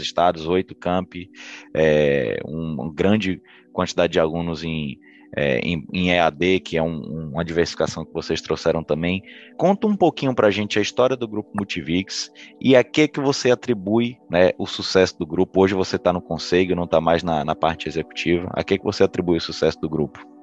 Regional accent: Bahia, Brazil; accent: Bahian; moved away as an adult; now in Espírito Santo, Brazil; eu sou baiano, meu sotaque não faz, não tem como esconder muito

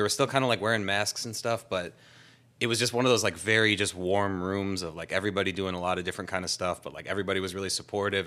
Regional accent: Clinton Township, Michigan, United States; moved away as an adult; also born or lived in Warren, Michigan / Macomb, Michigan / Kalamazoo, Michigan; I was born in Warren. I mostly grew up in a town called, uh, Clinton Township

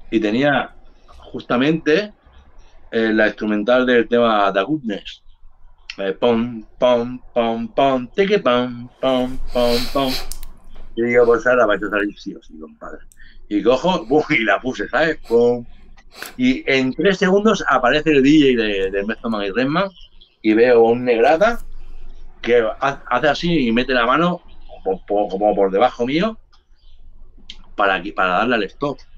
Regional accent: Jerez de la Frontera, Andalusia, Spain; born there; porque yo soy, yo soy nacido en Jerez de las Frontera, entonces son mis colegas también, ¿sabes?

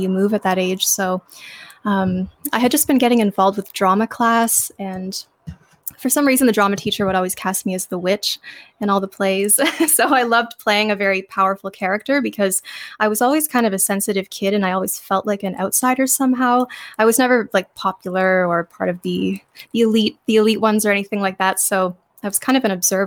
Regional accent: Ontario, Canada; also born or lived in Alberta, Canada / Sault Ste. Marie; I was born in Alberta, Canada. And my parents were both more from the eastern side of Canada, so we eventually moved when I was 6 years old. We came back to Ontario

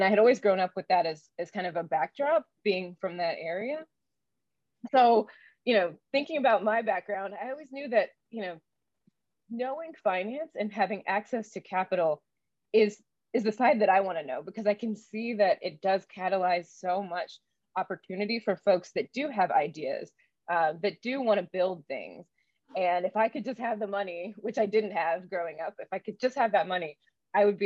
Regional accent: Durham, North Carolina, United States; I grew up in Raleigh-Durham, North Carolina

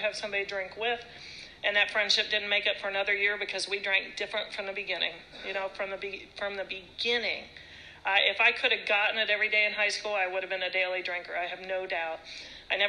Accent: Ohio, United States; also born or lived in California; I grew up in Ohio.

